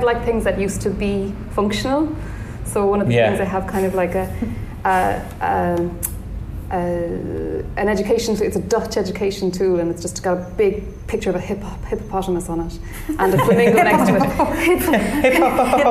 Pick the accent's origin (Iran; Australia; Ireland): Ireland; Limerick, Munster; moved away; I grew up in Limerick